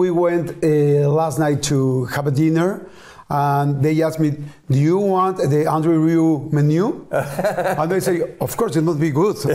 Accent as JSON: {"language": "English", "country": "Argentina", "said": "I, I was telling you that I come from Argentina. So there was a long, long, long way."}